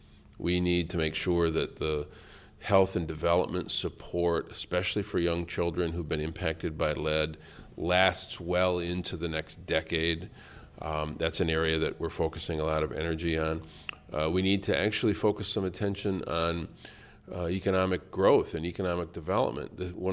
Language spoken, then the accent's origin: English; Flint, Michigan, United States; Flint. I have my differences with this administration, but when it comes time to fight for my hometown